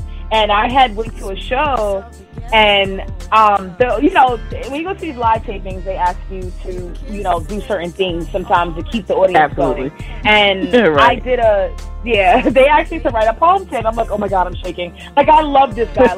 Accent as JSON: {"language": "English", "town": "New York City", "region": "New York", "country": "United States", "tie": "born or raised there", "said": "I grew up in Brooklyn, New York, born and raised there"}